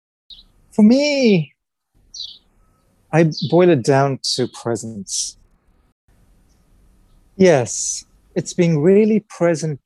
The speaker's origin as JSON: {"language": "English", "country": "India", "also_born_or_lived": "England", "moved": "yes", "said": "I'm originally from India, so I have family in India and Pakistan who are quite conservative"}